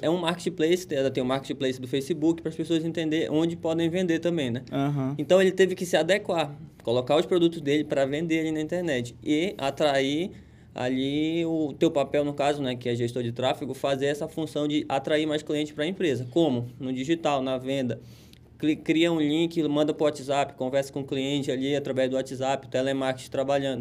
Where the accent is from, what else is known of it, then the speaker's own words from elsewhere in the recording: Pará, Brazil; moved away; nós que somos paraenses